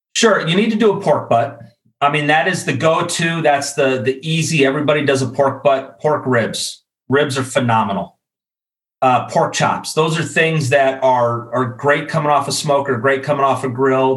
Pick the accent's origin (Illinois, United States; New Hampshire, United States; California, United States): Illinois, United States; Chicago; moved away as an adult; also born or lived in Iowa City, Iowa; now in Atlanta, United States; Originally from Chicago. I grew up in the Midwest, went to school actually at the University of Iowa, now living down in Atlanta.